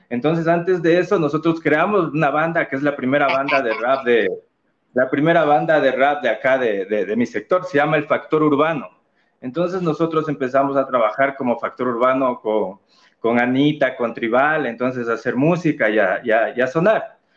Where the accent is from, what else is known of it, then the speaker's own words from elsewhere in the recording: Guayaquil, Guayas, Ecuador; Yo vine de Guayaquil con esa idea, adoraba ver los conciertos de … en la Feria de la Alegría, yo era niño